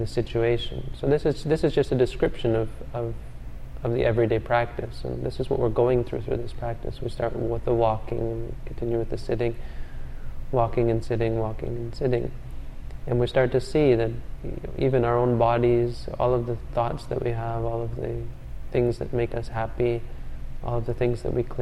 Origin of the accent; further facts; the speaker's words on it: Canada; I'm from Canada